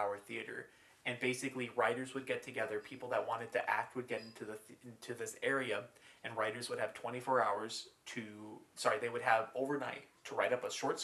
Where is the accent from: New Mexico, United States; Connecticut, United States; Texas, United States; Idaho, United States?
Idaho, United States; also born or lived in Arizona; I was born in Idaho